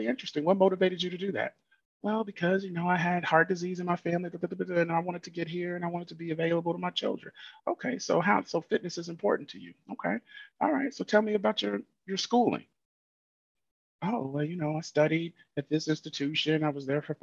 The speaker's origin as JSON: {"language": "English", "region": "Illinois", "country": "United States", "said": "I'm from Illinois"}